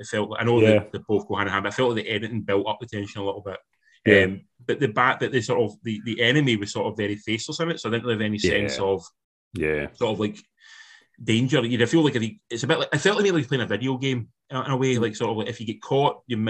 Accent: Ayrshire, Scotland, United Kingdom; accent: Ayrshire; my accent, it's not soft by any stretch, but I can keep it sort of to a point that's quite calm and reserved until I get angry. I do the same. It becomes proper, like, fucking Ayrshire.

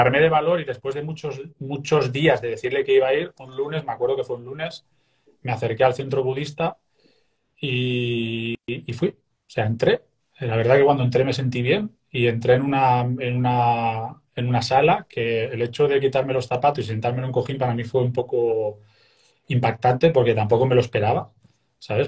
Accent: Castellón de la Plana, Valencian Community, Spain; moved away as an adult; also born or lived in Sant Just Desvern / Mataró area; now in near Mataró, Spain; yo siendo de Castellón, pues la vida que yo vivía, estudiaba, trabajaba

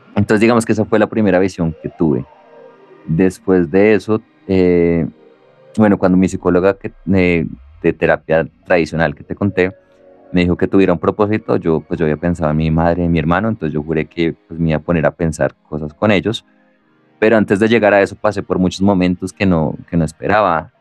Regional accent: Colombia; somos de Colombia

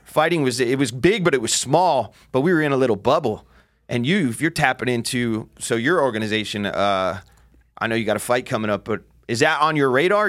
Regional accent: New Jersey, United States; I grew up in Jersey

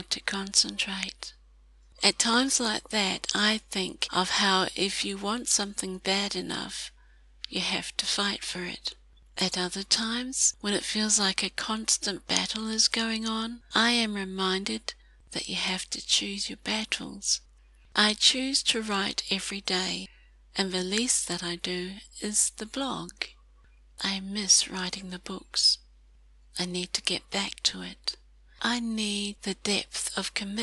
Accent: New Zealand; As a New Zealander

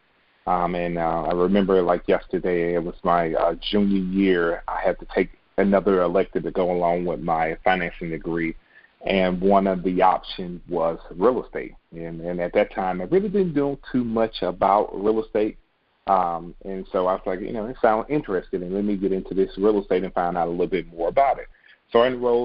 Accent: Birmingham, Alabama, United States; moved away as an adult; now in Atlanta, United States; Growing up in Birmingham

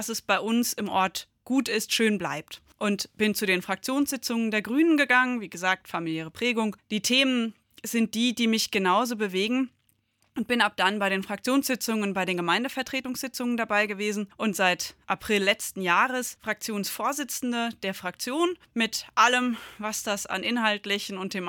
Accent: Gundernhausen, Hesse, Germany; Also ich bin hier aufgewachsen, ich bin in Gundernhausen geboren, zur Schule gegangen

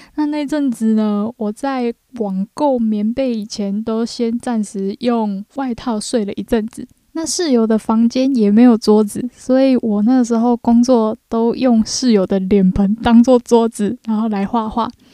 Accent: Taiwan; also born or lived in Japan; 我们是来自台湾啊

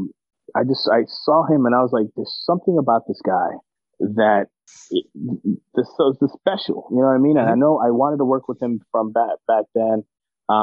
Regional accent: United States; I'm an American

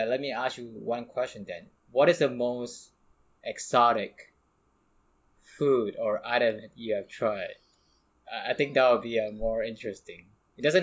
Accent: Indonesia; moved away; I'm from Indonesia

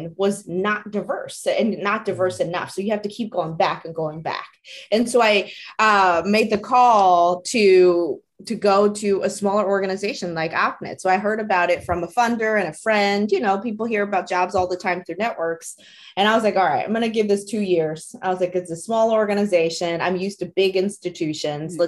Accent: New Jersey, United States; English is a second language; also born or lived in Taiwan; I'm an immigrant from Taiwan. I actually moved here with my family when I was 10 years old. And so we moved to a very small town in New Jersey.

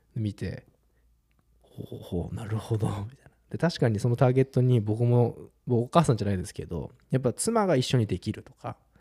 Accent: Japan; 日本だよ

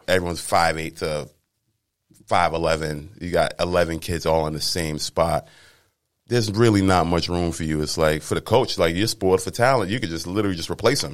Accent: Cambridge, Massachusetts, United States; I'm from Cambridge, Mass.

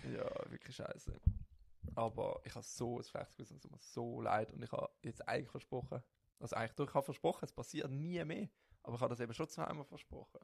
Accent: St. Gallen area, Switzerland; ich komme aus dem St. Gallerischen.

